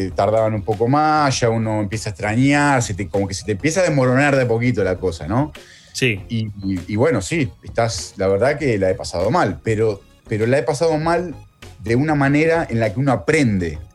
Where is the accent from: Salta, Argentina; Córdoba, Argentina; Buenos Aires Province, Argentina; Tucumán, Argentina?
Buenos Aires Province, Argentina; Morón; moved away as an adult; also born or lived in Italy; now in Melbourne, Australia; yo soy de Morón